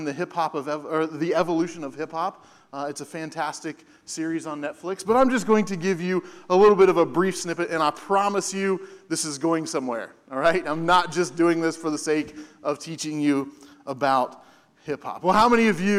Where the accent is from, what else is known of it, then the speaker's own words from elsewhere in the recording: Hamilton, Ohio, United States; moved away; My parents are back there as well, because I'm from Hamilton, and so this is like stepping back home for a little bit